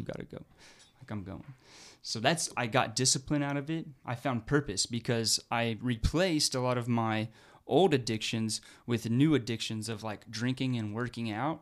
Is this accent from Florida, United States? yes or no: no; Fayetteville, Arkansas, United States; also born or lived in Oregon; now in Oklahoma, United States; where I grew up in Fayetteville, the military would come during lunch periods in high school